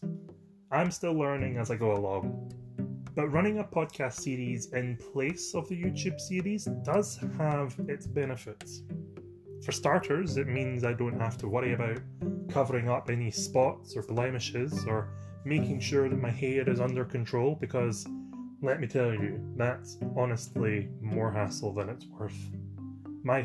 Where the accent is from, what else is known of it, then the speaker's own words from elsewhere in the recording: Scotland, United Kingdom; I'm from Scotland, and I'm an actor, sometimes